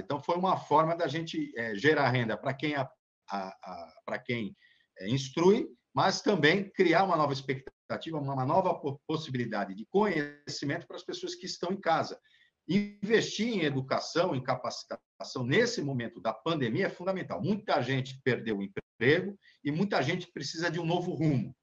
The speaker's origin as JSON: {"language": "Portuguese", "town": "Santos", "region": "São Paulo", "country": "Brazil", "said": "eu que sou santista"}